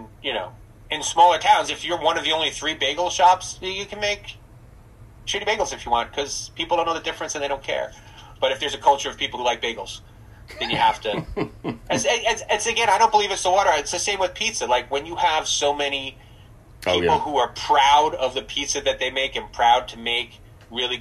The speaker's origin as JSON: {"language": "English", "region": "New Jersey", "country": "United States", "moved": "yes", "said": "I'm from New Jersey"}